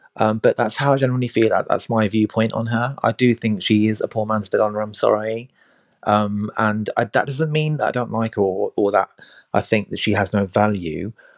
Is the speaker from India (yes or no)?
yes; India; I'm Indian